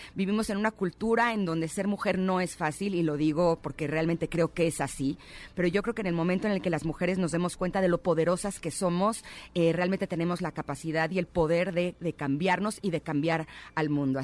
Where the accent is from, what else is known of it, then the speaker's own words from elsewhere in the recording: Mexico City, Mexico; Yo nací aquí en, en la Ciudad de México, aquí he vivido toda mi vida.